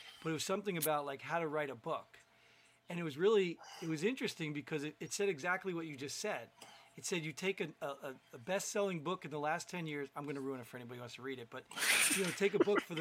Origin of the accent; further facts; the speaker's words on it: New Jersey, United States; growing up in New Jersey